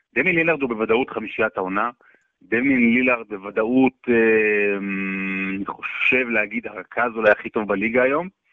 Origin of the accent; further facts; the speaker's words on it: Rehovot, Central District, Israel; נולדתי ברחובות